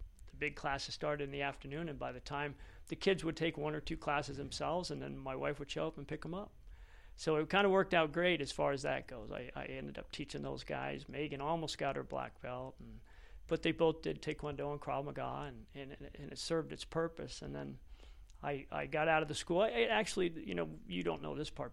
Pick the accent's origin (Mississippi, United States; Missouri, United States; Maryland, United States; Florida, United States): Florida, United States; Fort Lauderdale; moved away as an adult; now in Nevada, United States; I was born in Fort Lauderdale, Florida